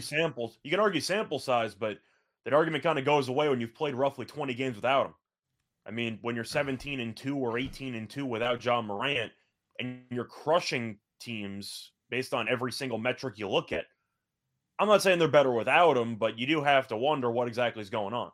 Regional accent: New York, United States; I'm from New York, 'cause I lived through it.

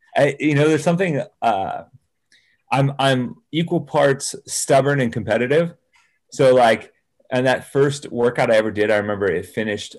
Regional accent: Salinas, California, United States; also born or lived in San Jose, California; I grew up in Salinas

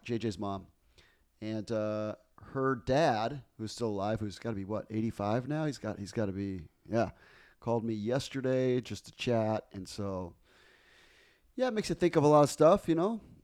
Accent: Guayaquil, Guayas, Ecuador; moved away; I grew up in Guayaquil, the largest city

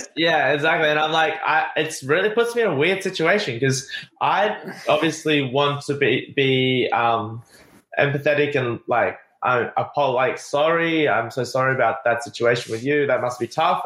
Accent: Australia; moved away as an adult; now in Playa del Carmen, Mexico; it's my home country

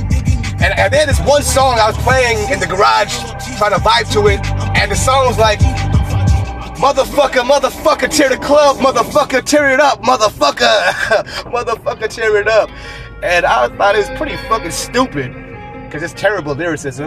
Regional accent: West Coast, United States; I grew up on the West Coast

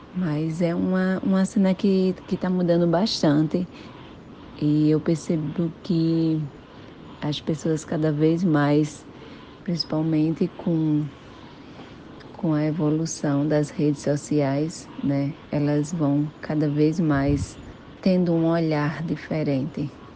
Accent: Rio Grande do Norte, Brazil; sou natural do Rio Grande do Norte

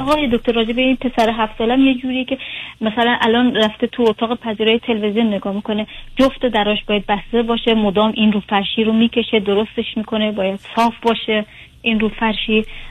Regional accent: Iran; moved away; من متولد ایرانم

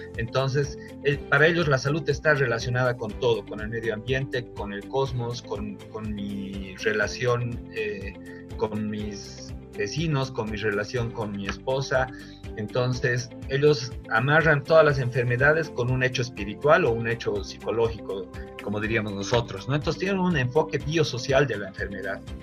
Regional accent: Bolivia; como bolivianos

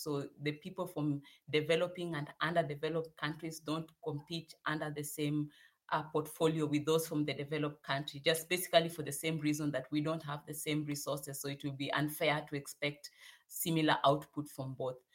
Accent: Kenya; moved away as an adult; also born or lived in South Africa; now in Hannover, Germany; I come from Kenya

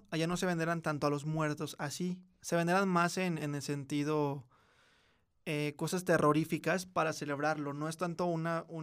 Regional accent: Mexico

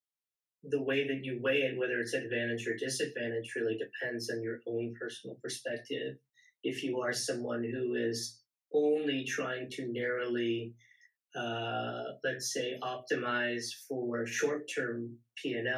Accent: Silicon Valley, California, United States; also born or lived in San Diego; born and raised in the Silicon Valley, eventually went to university down in San Diego

